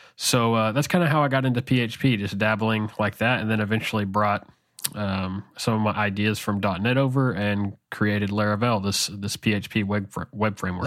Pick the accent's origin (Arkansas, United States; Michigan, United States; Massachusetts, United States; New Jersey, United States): Arkansas, United States; I grew up in Arkansas, and I still live in Arkansas in the central part of the United States